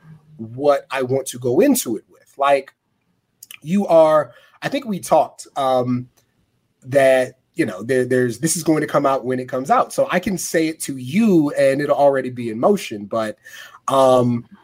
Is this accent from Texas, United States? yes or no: yes; San Antonio, Texas, United States; moved away; I grew up in San Antonio